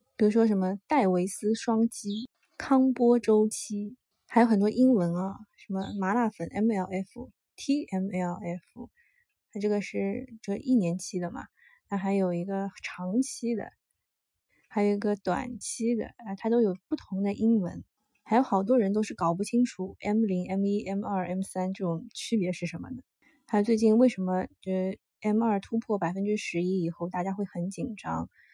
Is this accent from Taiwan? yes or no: no; China; 作为中国人